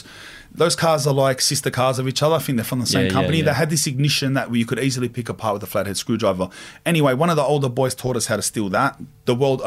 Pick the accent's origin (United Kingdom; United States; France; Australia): Australia; Sydney, New South Wales; I was born in Camperdown, Sydney City